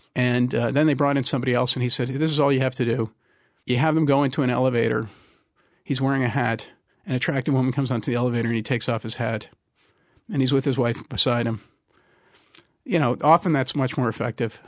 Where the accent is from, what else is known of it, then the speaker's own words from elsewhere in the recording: Trenton, New Jersey, United States; I'm from Trenton